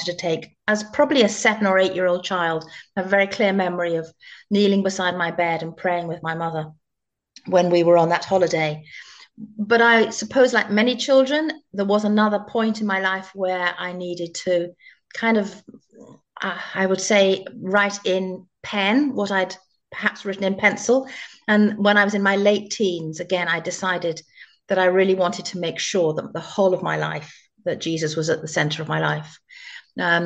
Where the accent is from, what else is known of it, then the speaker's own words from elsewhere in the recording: Chipping Campden, South West England, United Kingdom; moved away as an adult; also born or lived in Finchley, London / London; now in Northern Ireland, United Kingdom; I was born in North London. My father was a vicar in North London in a place called Finchley. And I lived there for a few years with my mum and dad and my two younger brothers. And then we moved to the Cotswolds, to one of the most beautiful places in England called Chipping Campden.